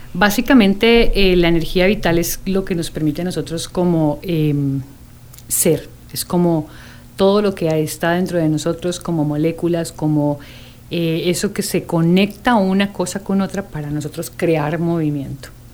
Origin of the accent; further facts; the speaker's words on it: Costa Rica; soy tica